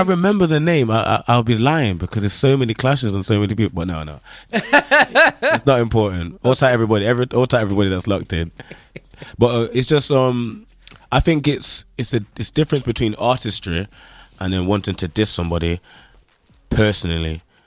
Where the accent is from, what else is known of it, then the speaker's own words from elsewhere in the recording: Nottingham, East Midlands, United Kingdom; accent: Nottingham; I'm from Nottingham, the home of Robin Hood